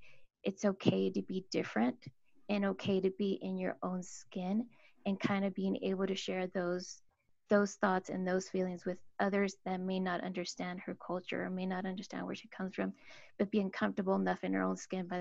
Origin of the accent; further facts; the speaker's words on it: Mexico; now in Utah, United States; I am Mexican and my husband is Samoan.